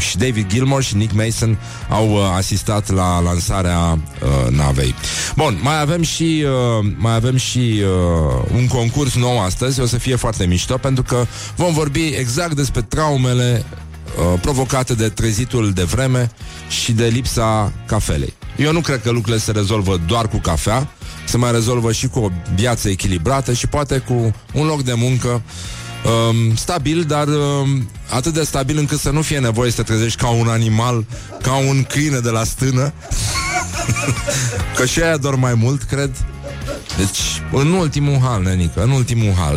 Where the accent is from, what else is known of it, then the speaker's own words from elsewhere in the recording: Romania; noi uh, românii